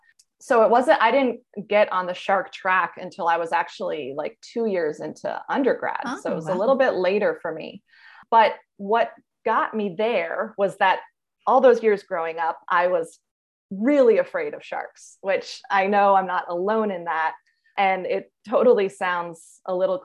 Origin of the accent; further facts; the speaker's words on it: New York area, United States; I grew up in the New York area